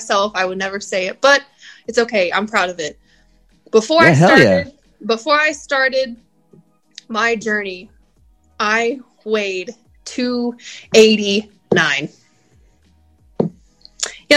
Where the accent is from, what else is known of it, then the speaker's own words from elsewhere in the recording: Spring, Texas, United States; also born or lived in Tomball, Texas; born and raised in Texas, right here in Houston. I grew up in a little suburb right out of Houston called Spring